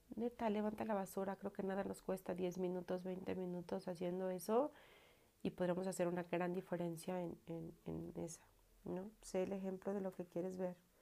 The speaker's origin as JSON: {"language": "Spanish", "country": "Mexico", "said": "aquí en mi pueblo se ocupan los velorios"}